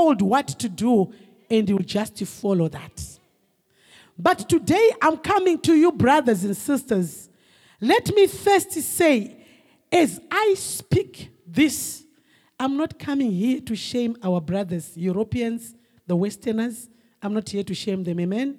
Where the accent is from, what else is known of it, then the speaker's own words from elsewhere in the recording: Harare, Zimbabwe; moved away as an adult; now in United States; I grew up in Zimbabwe